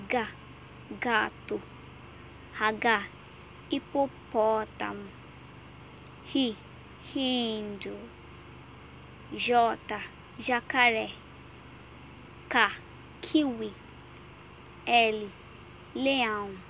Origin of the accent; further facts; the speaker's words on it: Nigeria; Portuguese is a second language; moved away; sou da Nigéria, eu tenho 20 anos, eu falo inglês e estudando português.